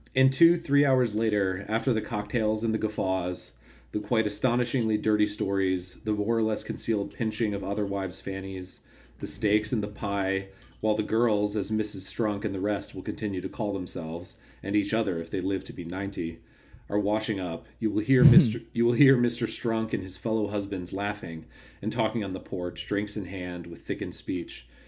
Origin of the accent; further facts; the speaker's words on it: United States; we're fucking Americans